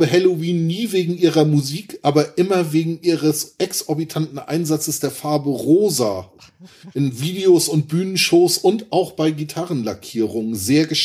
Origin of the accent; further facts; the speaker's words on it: Zwickau area, Saxony, Germany; ich komm aus der Ecke, also.